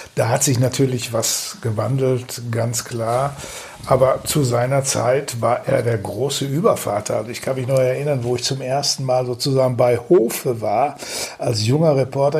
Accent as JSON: {"language": "German", "town": "Datteln", "region": "North Rhine-Westphalia", "country": "Germany", "tie": "born or raised there", "moved": "yes", "lives_now": "Düsseldorf, Germany", "said": "von meiner Heimatstadt Datteln"}